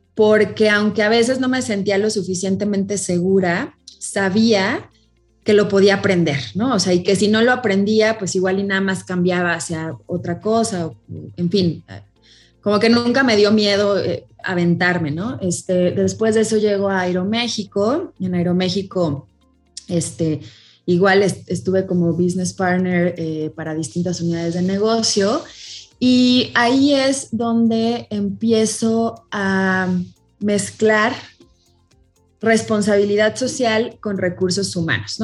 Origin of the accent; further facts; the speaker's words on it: Celaya, Guanajuato, Mexico; moved away as an adult; now in Mexico City, Mexico; yo soy originaria de Celaya, Guanajuato